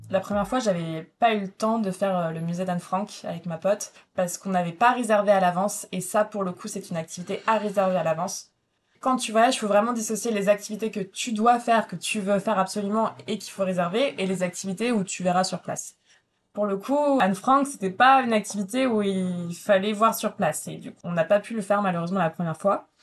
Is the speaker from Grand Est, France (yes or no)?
no; Brittany, France; je suis bretonne